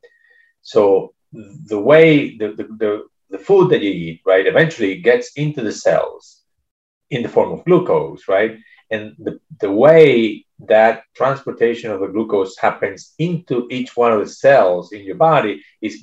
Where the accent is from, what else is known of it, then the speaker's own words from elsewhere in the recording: Venezuela; moved away as an adult; now in United States; I was born in Venezuela, and I did my medical school there. And then I moved to the United States